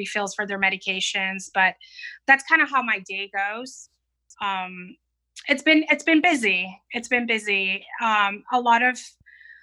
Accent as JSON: {"language": "English", "country": "Puerto Rico", "tie": "born or raised there", "also_born_or_lived": "New York City, United States / Atlanta, United States", "moved": "as an adult", "lives_now": "Tampa, United States", "said": "Born and raised in Puerto Rico. Came to the States in 2009, where I moved to New York City."}